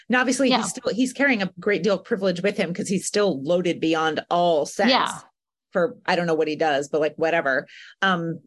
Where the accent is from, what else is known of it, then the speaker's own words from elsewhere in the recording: United States; as an American